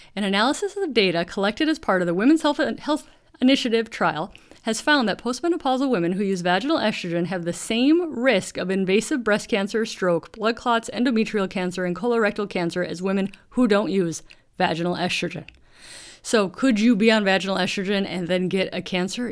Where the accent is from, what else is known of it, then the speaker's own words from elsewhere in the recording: Duluth, Minnesota, United States; also born or lived in Pacific Northwest of Washington; now in Washington, United States; I grew up in Duluth, Minnesota